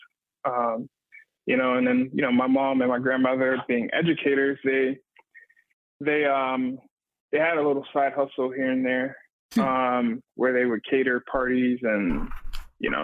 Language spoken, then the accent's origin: English; Miami, Florida, United States; also born or lived in Atlanta, Georgia; now in Asheville, United States; growing up in Miami